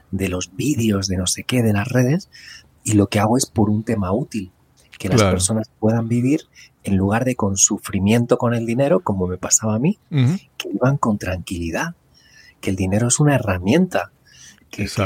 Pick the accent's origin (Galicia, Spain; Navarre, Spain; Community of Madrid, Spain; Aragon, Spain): Community of Madrid, Spain; Madrid; moved away; also born or lived in California, United States; nací en Madrid. Lo que pasa que, que bueno, a los años me fui a vivir a, Estados Unidos. Estuve en California viviendo. Y fue una experiencia increíble. y, ahora pues vuelvo a vivir aquí en Madrid.